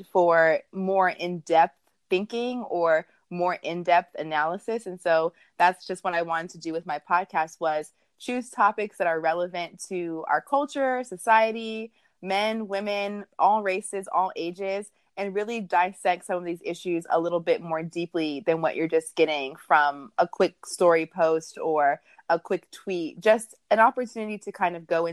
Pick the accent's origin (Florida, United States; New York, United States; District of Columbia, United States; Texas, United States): District of Columbia, United States; Washington; I'm originally from the Washington, D.C. metro area